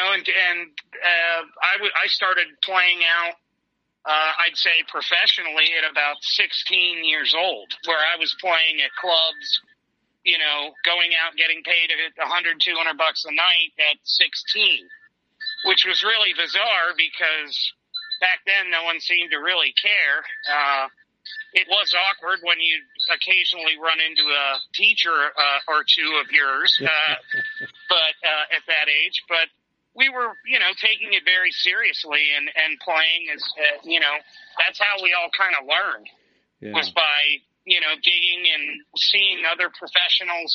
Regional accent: Annapolis, Maryland, United States; also born or lived in Pittsburgh, Pennsylvania; when we moved away from Pittsburgh, we moved to Annapolis, Maryland

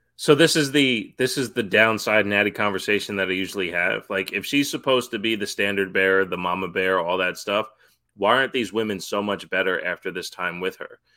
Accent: New York, United States; growing up in New York

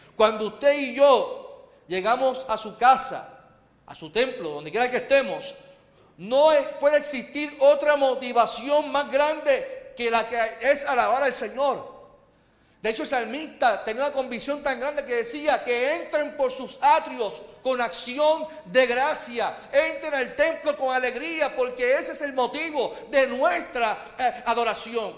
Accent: Puerto Rico; vivimos como puertorriqueños

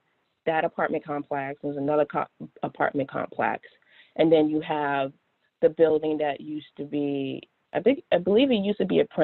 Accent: Washington, District of Columbia, United States; So I grew up, born and raised in Washington, D.C., and I grew up on the corner of North Capitol and New York Avenue.

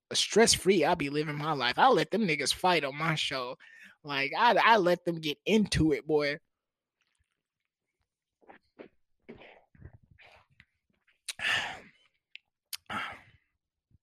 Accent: United States; I'm not African, but I am black. I'm African American

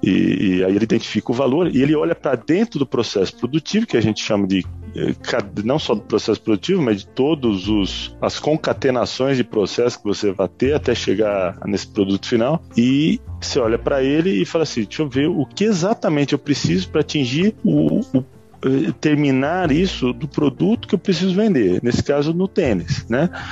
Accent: Terra Roxa, São Paulo, Brazil; moved away; also born or lived in São Carlos; Então vinha do interior, mais interior ainda, né? Que eu vinha lá de, de, de Terra Roxa.

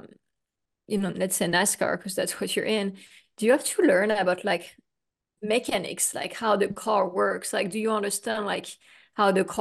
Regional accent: France; now in United States; I grew up in France, in Europe

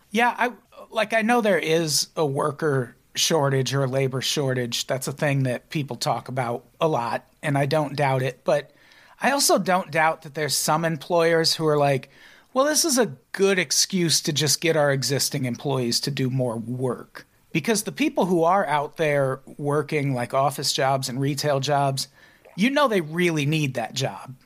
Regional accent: Illinois, United States; born and raised in Illinois

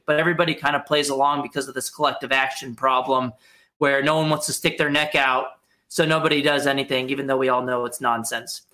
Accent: Texas, United States; moved away as an adult; also born or lived in Arkansas; now in Washington D.C., United States; I grew up in Texas

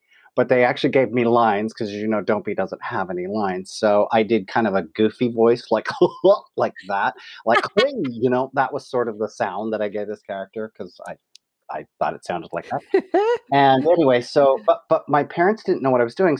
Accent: West Jordan, Utah, United States; I grew up in West Jordan, Utah

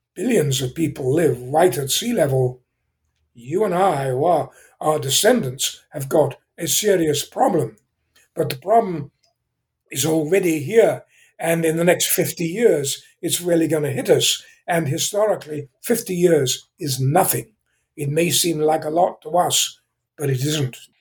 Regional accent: England, United Kingdom; accent: British; moved away as an adult; also born or lived in Zambia; now in California, United States; I was born in England. Uh, I still have somewhat of a British accent, although I've been in California for 55 years

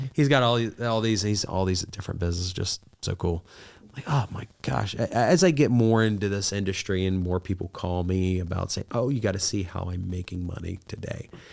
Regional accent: Southern Ohio, United States; I'm from Southern Ohio, grew up poor

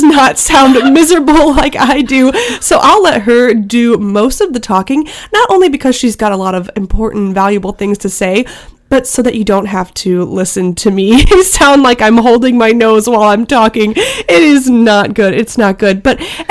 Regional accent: Missouri, United States; I grew up in Missouri

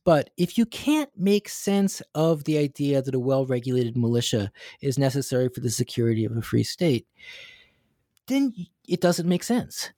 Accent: United States; now in Hong Kong; this American Jewish guy living and teaching in Hong Kong

